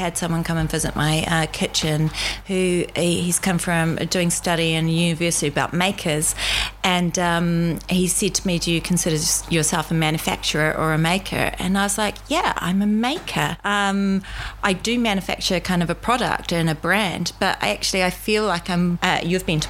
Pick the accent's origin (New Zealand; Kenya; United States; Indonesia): New Zealand; accent: New Zealand; moved away as an adult; now in London, United Kingdom; New Zealand. I'm from New Zealand.